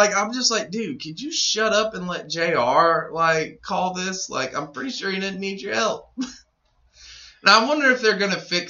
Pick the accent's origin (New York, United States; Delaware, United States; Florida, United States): New York, United States; Because everyone hates New York for some fucking reason. Because I'm from New York...